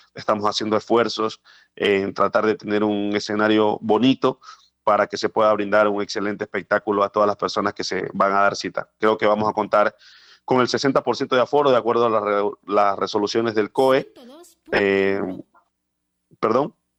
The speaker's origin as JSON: {"language": "Spanish", "region": "Esmeraldas", "country": "Ecuador", "tie": "born or raised there", "said": "mi tierra, en mi ciudad natal, Esmeraldas, donde gran parte eh, de mis años estuve allí en lo que tiene que ver a, mi formación"}